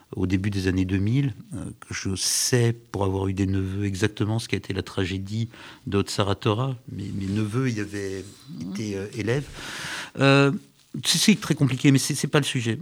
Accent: Paris, Île-de-France, France; quand on est parisien, on est forcément, je suis parisien

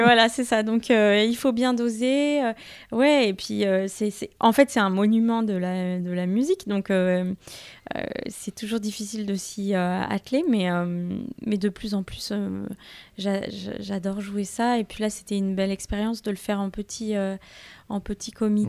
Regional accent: Thonon-les-Bains, Auvergne-Rhône-Alpes, France; j'ai grandi à, à Thonon-les-Bains

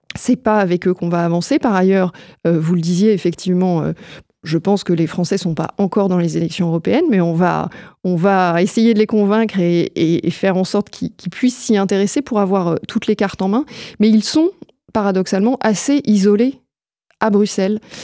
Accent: France; chez nous en France

